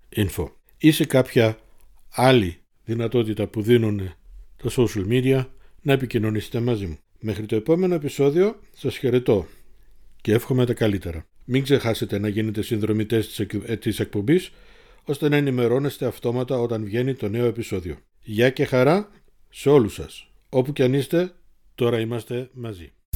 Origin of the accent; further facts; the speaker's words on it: Munich, Bavaria, Germany; also born or lived in Thessaloniki, Greece; το μόναχο είναι το δεύτερο σπίτι μου ή το σπίτι μου γιατί από τα 54 μου χρόνια τα 50 είμαι εδώ